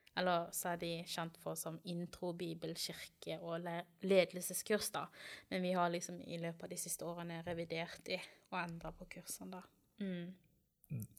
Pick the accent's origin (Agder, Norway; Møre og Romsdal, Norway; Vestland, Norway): Agder, Norway; Kristiansand; moved away; Kommer fra Kristiansand opprinnelig